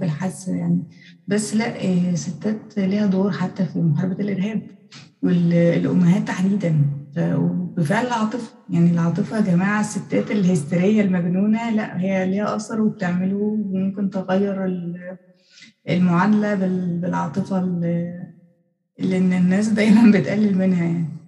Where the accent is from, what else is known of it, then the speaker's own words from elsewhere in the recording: Egypt; عندنا في الأقاليم